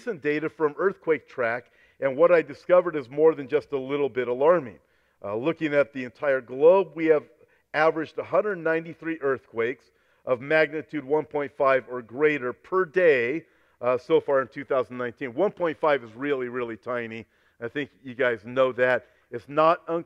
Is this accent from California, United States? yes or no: yes; Los Angeles, California, United States; I was born in Los Angeles. I've never lived outside of Southern California